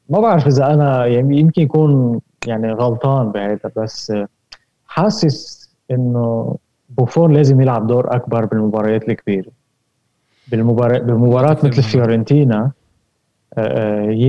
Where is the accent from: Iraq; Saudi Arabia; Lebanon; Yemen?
Lebanon; انا انا انا لبناني